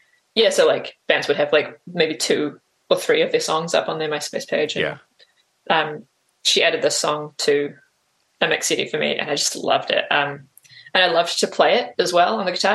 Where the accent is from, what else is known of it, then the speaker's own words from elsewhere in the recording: Auckland, New Zealand; also born or lived in Jakarta, Indonesia / Australia; I basically grew up in Auckland, in New Zealand